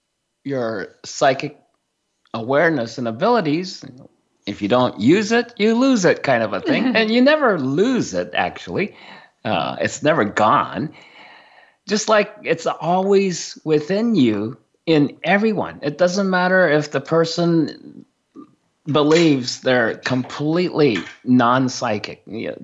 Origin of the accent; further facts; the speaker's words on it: Japan; first language Japanese; English is a second language; my first spoken language was Japanese. I grew up in Japan.